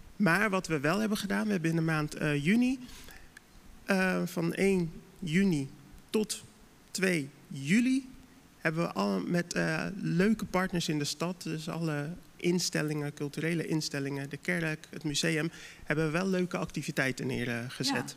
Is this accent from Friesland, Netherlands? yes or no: no; Dordrecht, South Holland, Netherlands; als Dordtenaar zijnde